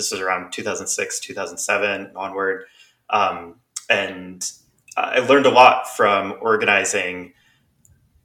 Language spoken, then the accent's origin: English; Western South Dakota, United States; moved away; also born or lived in Minneapolis; I'm from Western South Dakota